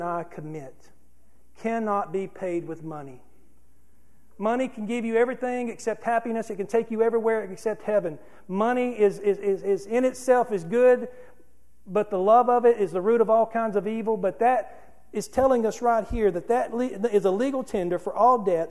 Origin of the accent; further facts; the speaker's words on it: United States; we as the American people